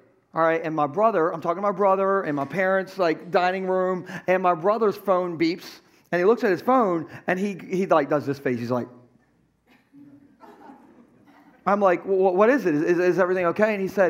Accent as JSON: {"language": "English", "town": "Gumboro", "region": "Delaware", "country": "United States", "tie": "born or raised there", "said": "my hometown of Gumbro."}